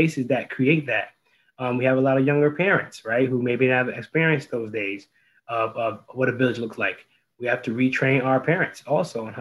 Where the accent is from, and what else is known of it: New Haven, Connecticut, United States; born or raised there